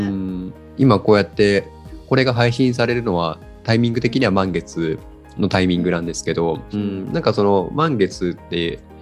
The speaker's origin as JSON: {"language": "Japanese", "region": "Kagoshima", "country": "Japan", "tie": "born or raised there", "moved": "as an adult", "lives_now": "Yokohama, Japan", "said": "地元鹿児島を離れて、あの横浜に来て"}